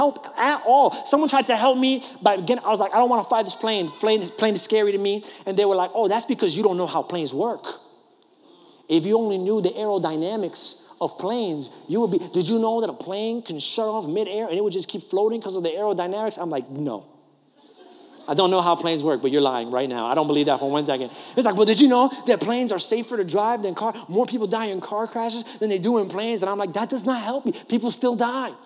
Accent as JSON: {"language": "English", "region": "New York", "country": "United States", "accent": "New York", "moved": "yes", "said": "This is my New York"}